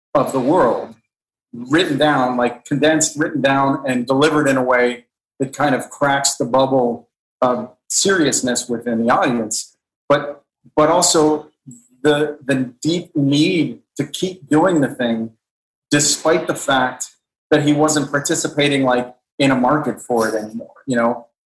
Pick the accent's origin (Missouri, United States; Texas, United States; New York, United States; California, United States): California, United States; Los Angeles; I remember having a great childhood. I, I, remember, you know, sunny Southern California in the late 70s and 80s